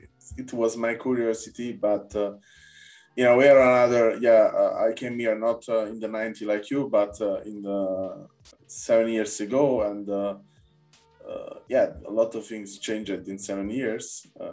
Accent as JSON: {"language": "English", "area": "Naples", "region": "Campania", "country": "Italy", "tie": "born or raised there", "moved": "as an adult", "said": "I come from Naples, and Naples also is a city a bit of freedom in a way."}